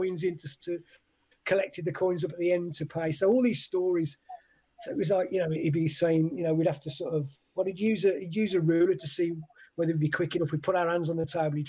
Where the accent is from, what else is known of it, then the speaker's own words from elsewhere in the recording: Hednesford, West Midlands, United Kingdom; moved away as an adult; also born or lived in Wolverhampton / Birmingham; I was born in Wolverhampton, but yeah, I grew up in Hensford, which is next to Cannock.